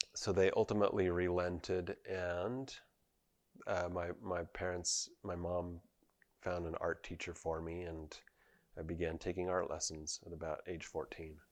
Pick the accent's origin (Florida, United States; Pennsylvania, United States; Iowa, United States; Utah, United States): Utah, United States; Provo; I grew up in Provo, Utah, just about a block away from the Harris Fine Arts Center